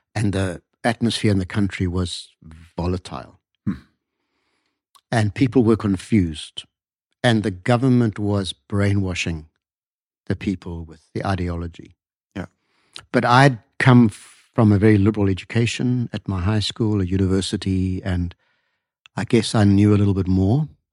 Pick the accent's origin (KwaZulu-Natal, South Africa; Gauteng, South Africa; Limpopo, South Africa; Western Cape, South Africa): KwaZulu-Natal, South Africa; north of Durban, KwaZulu-Natal sugar belt, South Africa; I grew up about 100 kilometers north of there on a sugarcane farm